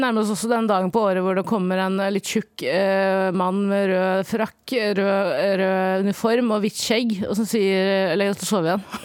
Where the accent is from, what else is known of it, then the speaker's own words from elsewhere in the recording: Stokke, Vestfold, Norway; jeg er fra Stokke